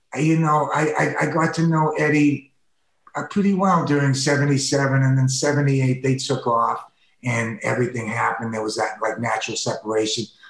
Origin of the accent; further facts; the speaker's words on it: East Coast, United States; now in Los Angeles, United States; I grew up with them on the East Coast